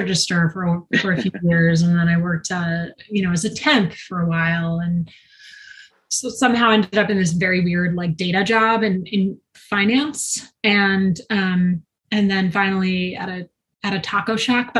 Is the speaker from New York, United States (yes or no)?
yes; Long Island, New York, United States; also born or lived in Brooklyn, New York / Westchester, New York; I'm a New Yorker. I was born in Brooklyn, grew up in Long Island